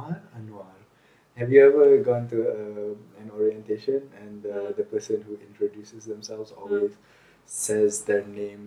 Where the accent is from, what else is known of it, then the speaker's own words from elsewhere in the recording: Connecticut, United States; now in Montana, United States; That's why I have etiquette, because I'm from Connecticut.